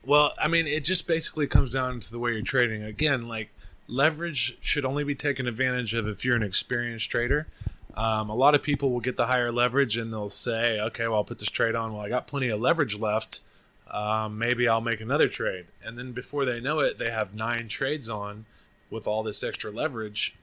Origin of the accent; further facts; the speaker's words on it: Oklahoma, United States; also born or lived in Austin, Texas; now in Bangkok, Thailand; I'm from Oklahoma.